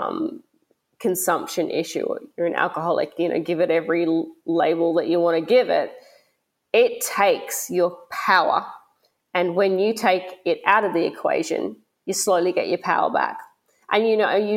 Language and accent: English; Australia; also born or lived in Melbourne / Gold Coast